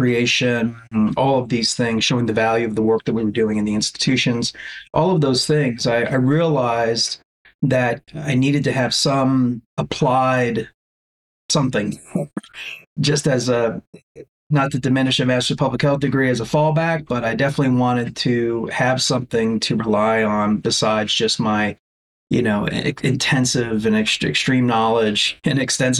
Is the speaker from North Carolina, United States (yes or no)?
no; South Florida, United States; I grew up in South Florida